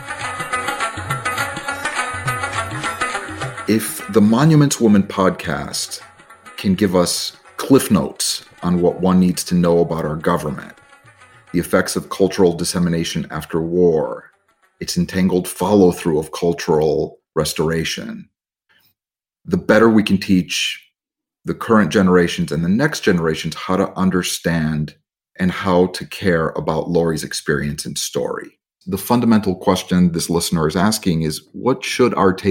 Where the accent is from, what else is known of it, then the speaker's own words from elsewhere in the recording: Chicago, Illinois, United States; my hometown, Chicago